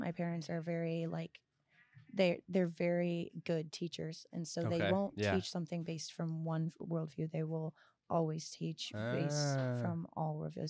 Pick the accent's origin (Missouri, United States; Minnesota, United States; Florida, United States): Florida, United States; also born or lived in Scotland / Costa Rica; So like I grew up in Florida, but I also grew up in Scotland and in Costa Rica and in like other countries and other cultures.